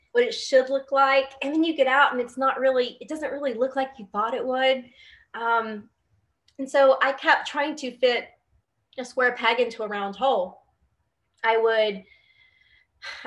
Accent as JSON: {"language": "English", "region": "West Virginia", "country": "United States", "also_born_or_lived": "Louisville, Kentucky", "moved": "as an adult", "said": "I came from West Virginia. That's actually where I am right now, back home."}